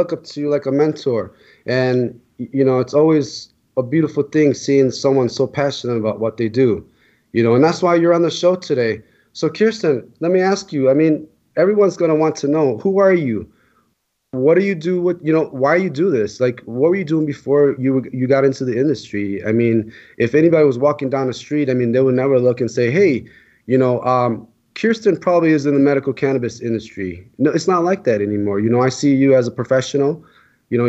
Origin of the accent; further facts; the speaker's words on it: Illinois, United States; Illinois is my home state